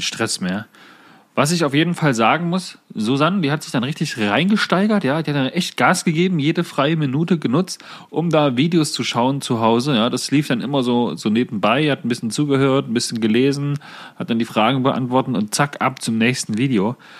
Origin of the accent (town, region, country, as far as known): Saxony-Anhalt, Germany